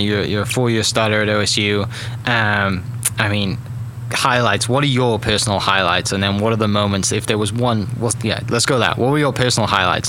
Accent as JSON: {"language": "English", "region": "Wales", "country": "United Kingdom", "moved": "as an adult", "lives_now": "Oklahoma, United States", "said": "I'm from Wales, originally in the UK"}